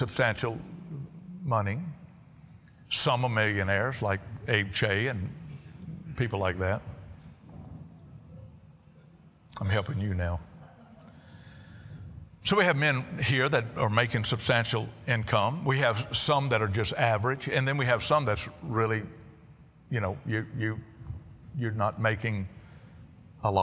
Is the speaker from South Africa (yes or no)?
no; Cajun, Louisiana, United States; I'm a Cajun